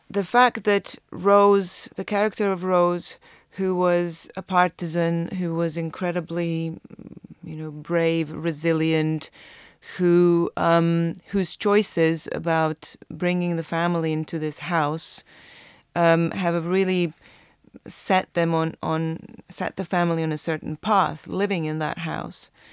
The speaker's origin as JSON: {"language": "English", "country": "Croatia", "tie": "born or raised there", "said": "my experience of growing up in Croatia"}